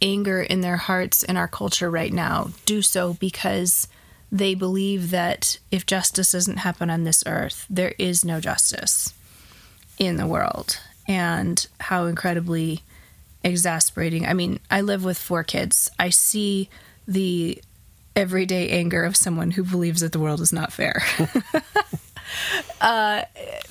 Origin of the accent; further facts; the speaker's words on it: United States; as comfortable American Christians